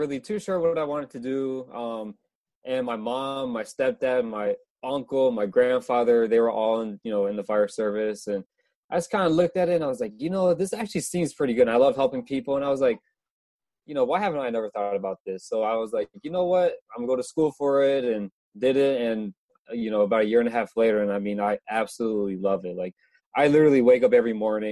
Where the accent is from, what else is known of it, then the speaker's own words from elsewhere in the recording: Orlando, Florida, United States; I'm from Florida